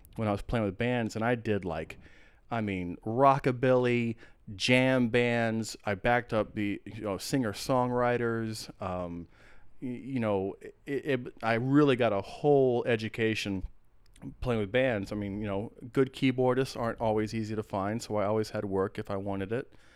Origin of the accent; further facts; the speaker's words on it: Atlanta, Georgia, United States; also born or lived in San Antonio, Texas / Austin, Texas / Corpus Christi, Texas / Athens, Georgia; now in Portland, United States; i moved to atlanta and georgia is pretty much where i where i grew up uh, atlanta